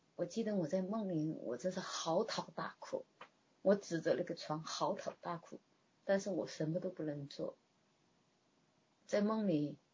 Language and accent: Chinese; China; moved away as an adult; now in Canada; 我一个中国人